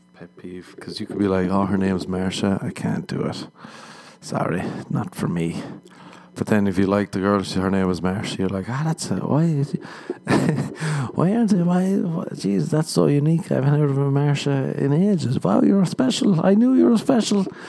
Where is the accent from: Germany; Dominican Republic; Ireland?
Ireland; moved away as an adult; now in Los Angeles, United States; I'm Irish. We got that shame growing up